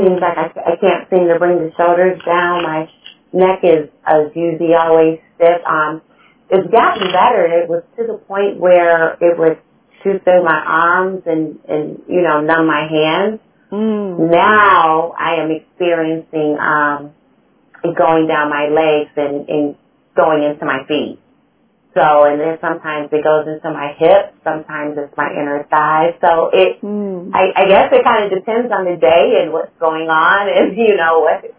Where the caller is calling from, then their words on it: Cleveland, Ohio, United States; I am joining you from Cleveland, Ohio, in the great old U.S. of A.